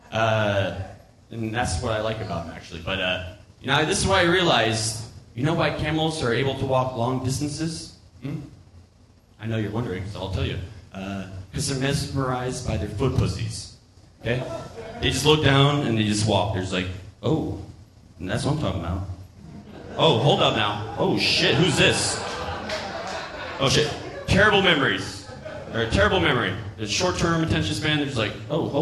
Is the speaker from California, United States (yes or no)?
no; Florida, United States; I'm from Florida